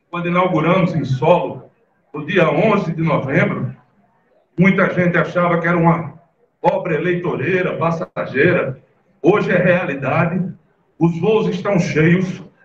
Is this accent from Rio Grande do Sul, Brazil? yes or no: no; Pernambuco, Brazil; minha terra e do meu estado de Pernambuco